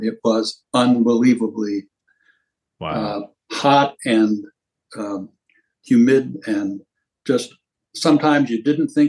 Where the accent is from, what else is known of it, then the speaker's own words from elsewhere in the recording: Venezuela; because I grew up in Venezuela with my father working for U.S. Steel and an iron ore operation there.